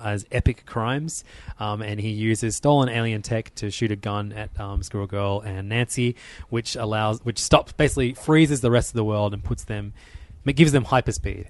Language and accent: English; Australia; as an Australian